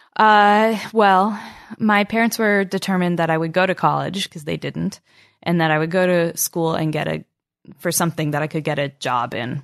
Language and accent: English; Albany, New York, United States; Albany, New York.